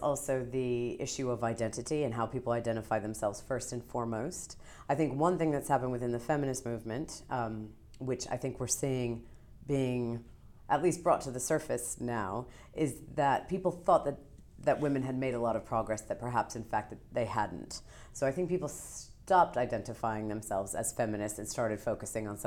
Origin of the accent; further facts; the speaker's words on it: New York, United States; I'm a New Yorker